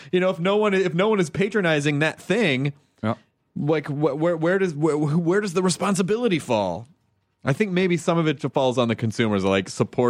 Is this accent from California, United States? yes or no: no; Tennessee, United States; also born or lived in Kentucky; I'm from the South. I mean, like I grew up in Tennessee, and I was born in Kentucky